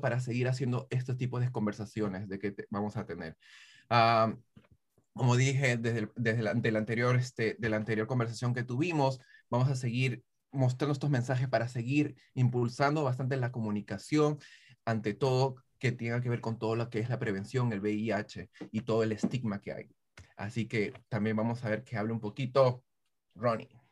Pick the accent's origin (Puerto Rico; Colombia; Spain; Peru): Peru; moved away; yo soy peruano